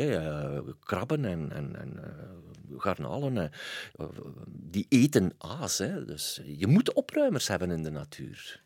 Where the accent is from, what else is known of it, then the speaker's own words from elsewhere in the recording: Waasland, Flanders, Belgium; ik kom van het Waasland